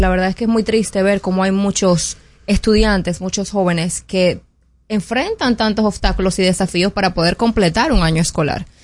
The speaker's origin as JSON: {"language": "Spanish", "country": "Dominican Republic", "said": "nosotros como dominicanos"}